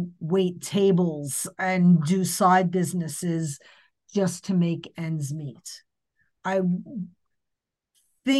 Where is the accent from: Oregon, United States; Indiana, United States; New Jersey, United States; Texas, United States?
New Jersey, United States; I'm also from New Jersey